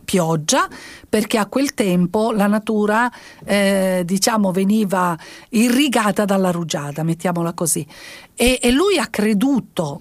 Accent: Sicily, Italy; come siciliana

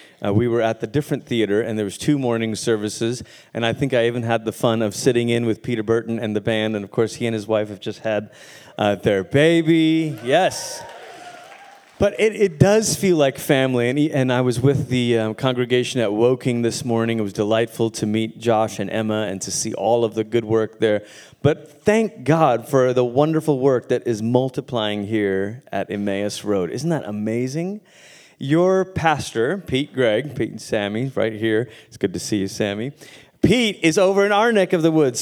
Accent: Malaysia; first language English; moved away as an adult; also born or lived in Portland, Oregon, United States / Tulsa, Oklahoma, United States; now in United States; I grew up in Malaysia

